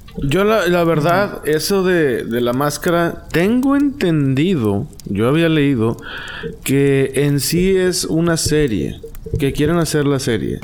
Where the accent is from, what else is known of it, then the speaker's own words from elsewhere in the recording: Mexico; yo soy mexicano